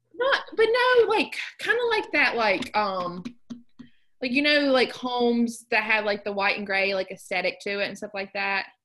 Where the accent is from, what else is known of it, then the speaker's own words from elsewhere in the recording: southern West Virginia, United States; moved away; I loved I loved growing up in West Virginia.